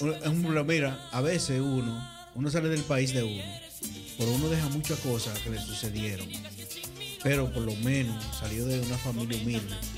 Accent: Sánchez, Samaná, Dominican Republic; now in Netherlands; nosotros somos de, por allá, de Sánchez para allá, de esos sitios

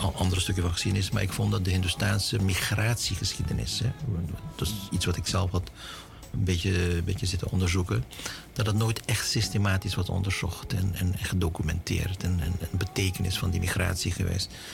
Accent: Suriname; also born or lived in Aruba; now in Netherlands; Ik ben Surinamer. Ik ben geboren in Suriname.

